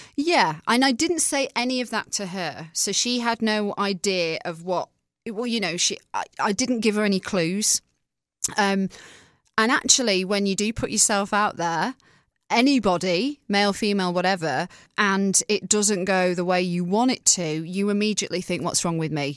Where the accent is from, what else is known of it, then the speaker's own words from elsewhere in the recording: England, United Kingdom; moved away as an adult; also born or lived in Manchester; now in United States; I'm from England. and I'm from a small town.